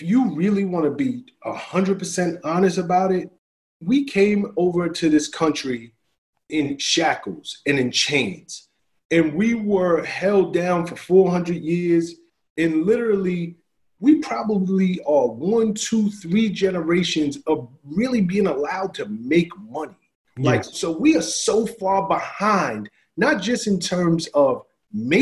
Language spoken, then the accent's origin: English; New York City, New York, United States; moved away; I'm from the South Bronx. I didn't get out of the South Bronx by accident